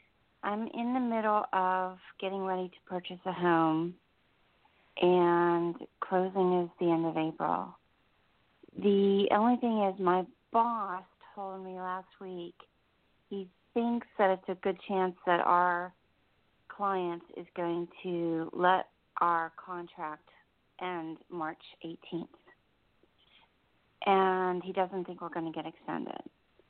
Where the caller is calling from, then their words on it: New Jersey, United States; I'm in New Jersey.